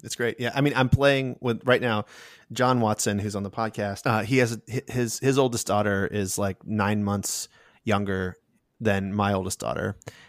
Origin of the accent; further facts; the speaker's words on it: Okinawa, Japan; I grew up in Okinawa, Japan, and so I was on a military base.